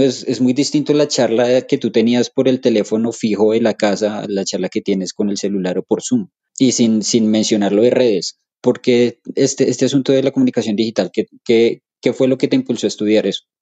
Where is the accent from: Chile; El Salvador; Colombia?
Colombia; nosotros como colombianos